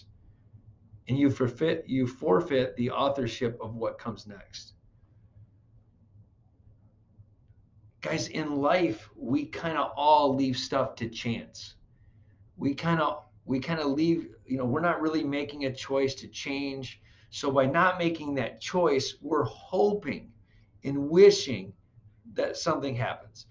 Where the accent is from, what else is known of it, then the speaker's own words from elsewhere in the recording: Flint, Michigan, United States; I grew up in Flint, Michigan, so a lot of people went to GM